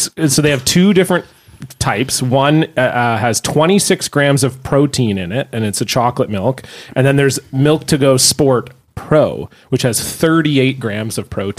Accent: Ontario, Canada; I remember growing up in Ontario, we had bag milk.

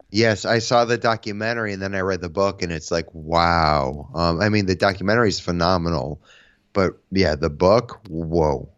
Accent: Connecticut, United States; I'm from Connecticut, so I grew up, um, playing in bands

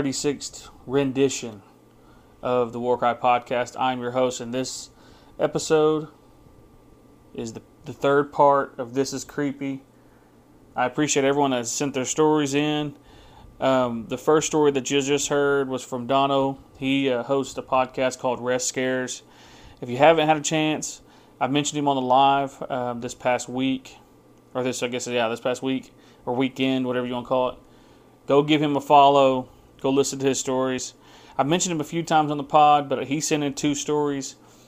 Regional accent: Oklahoma, United States; now in Canada; I'm Cheyenne and Arapaho, and I'm from Oklahoma, but I currently live in Alberta, Canada.

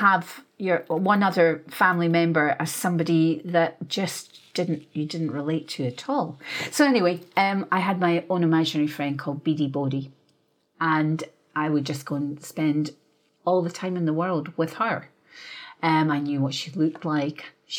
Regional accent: Perth, Scotland, United Kingdom; I was born and raised in Scotland. And I was raised by my father and mother. My father was Scottish and my mother was part English. So they had come from London and they were army people. So we grew up in Perth because they had a barracks there.

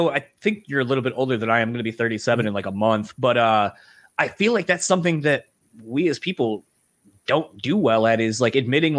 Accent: Delaware, United States; now in Michigan, United States; so I'm from Delaware originally. So I have the East Coast in me that wants to pronounce things one way, but I live here in Michigan, and they have their own dialect and way of saying things.

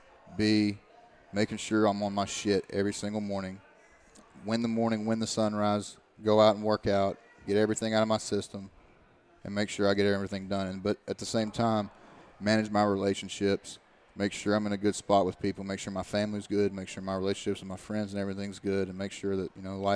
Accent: Eastern Kentucky, United States; moved away; my hometown and everything like that. And I was like, literally, you go back to Eastern Kentucky

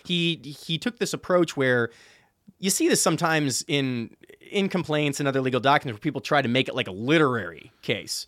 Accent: Chicago, Illinois, United States; I'm from Chicago

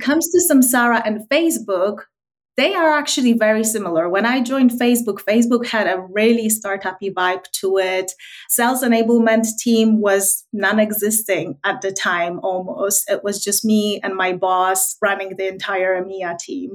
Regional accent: Wrocław, Lower Silesian Voivodeship, Poland; moved away as an adult; also born or lived in London; I grew up in Wrocław, which is southwest of okay. uh, Poland

